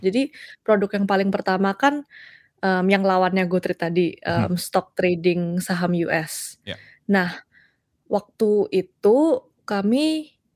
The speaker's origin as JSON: {"language": "Indonesian", "town": "Surabaya", "region": "East Java", "country": "Indonesia", "tie": "born or raised there", "also_born_or_lived": "Los Angeles, United States", "moved": "as an adult", "lives_now": "United States", "said": "Dulu lahir dan dibesarkan di Surabaya tapi pindah ke Amerika"}